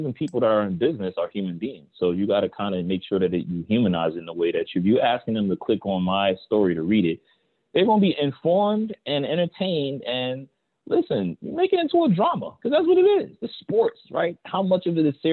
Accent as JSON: {"language": "English", "town": "Philadelphia", "region": "Pennsylvania", "country": "United States", "tie": "born or raised there", "said": "I'm from North Philly"}